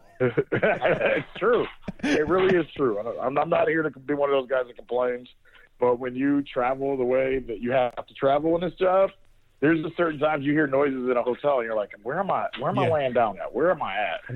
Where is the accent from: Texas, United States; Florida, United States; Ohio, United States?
Ohio, United States; Northeast; growing up in Northeast Ohio